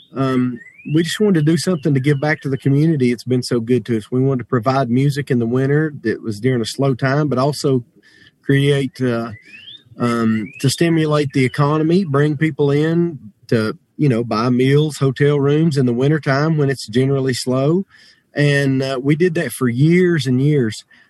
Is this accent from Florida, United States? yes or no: no; Jackson County, North Carolina, United States; I grew up in Jackson. That's where I grew up fishing.